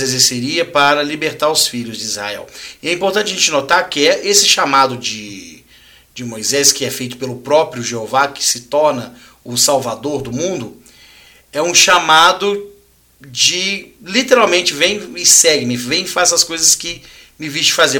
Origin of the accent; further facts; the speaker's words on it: Minas Gerais, Brazil; de onde nós somos aqui de Minas